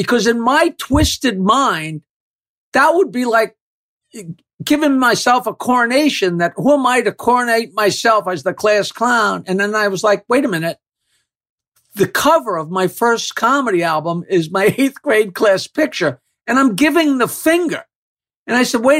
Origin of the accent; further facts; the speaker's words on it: Bayville, New York, United States; my grandfather built the house I live in, and my father and mother lived downstairs